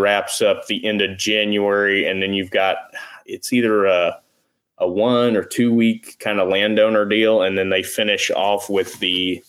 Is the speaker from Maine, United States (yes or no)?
no; Tennessee, United States; I'm from Tennessee.